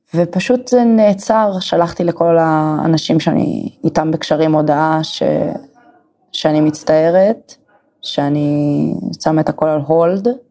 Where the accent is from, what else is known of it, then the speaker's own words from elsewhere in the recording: Emek Hefer, Central District, Israel; moved away as an adult; also born or lived in Kyoto, Japan; now in Tokyo, Japan; כרגע מטוקיו, במקור מעמק חפר